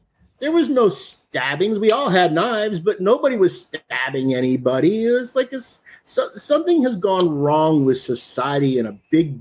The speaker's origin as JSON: {"language": "English", "region": "East Texas", "country": "United States", "tie": "born or raised there", "said": "I grew up in East Texas"}